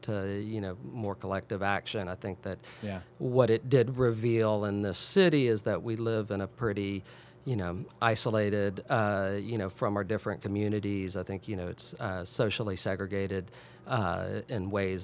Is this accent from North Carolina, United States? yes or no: no; Sullivan's Island, South Carolina, United States; also born or lived in Salt Lake City, Utah; as a child growing up on Sullivan's Island